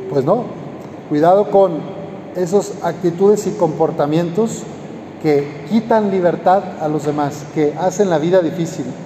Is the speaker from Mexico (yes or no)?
yes; Lagos de Moreno, Jalisco, Mexico; pero sí he caminado una ocasión ya de ahí de mi pueblo, de Lagos de Moreno